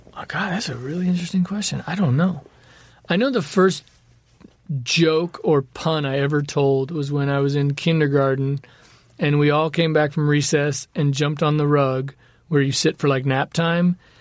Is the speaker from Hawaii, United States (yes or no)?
no; Los Angeles, California, United States; growing up in the valley, in the deep valley, skateboarding everywhere